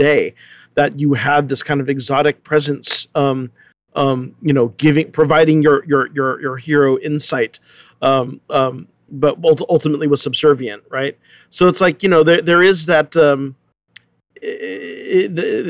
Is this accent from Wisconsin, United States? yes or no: no; San Diego, California, United States; originally from San Diego